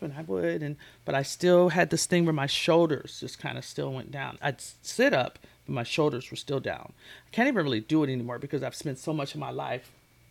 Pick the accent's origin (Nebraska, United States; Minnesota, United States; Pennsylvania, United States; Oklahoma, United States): Minnesota, United States; Minneapolis; I'm from Minneapolis, Minnesota